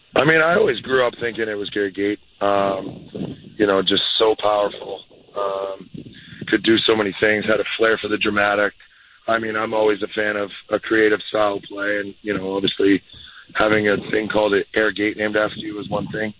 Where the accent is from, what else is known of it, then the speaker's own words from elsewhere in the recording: Peterborough, Ontario, Canada; moved away as an adult; now in Denver, United States; up in Peterborough, my hometown